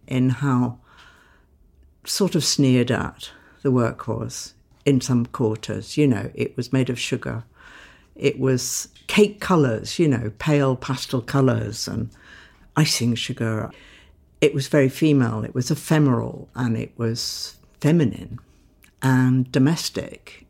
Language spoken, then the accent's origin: English; Sidcup, London, United Kingdom; I grew up in Tidcup in a middle class family, quite aspirational